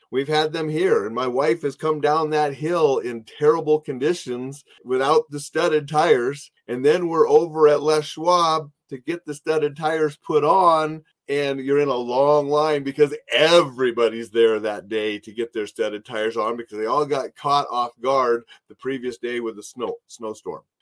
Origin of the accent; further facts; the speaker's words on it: Montana, United States; moved away; I was from Montana.